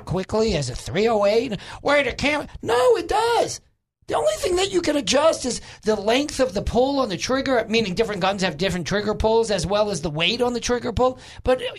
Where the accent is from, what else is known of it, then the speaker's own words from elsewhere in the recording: New York, United States; moved away; I am originally a New Yorker